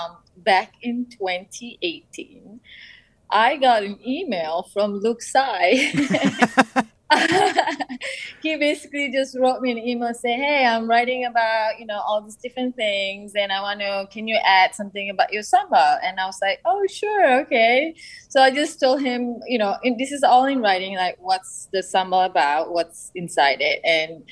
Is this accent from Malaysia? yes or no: yes; Malaysia; now in Bay Area, United States; I am from Malaysia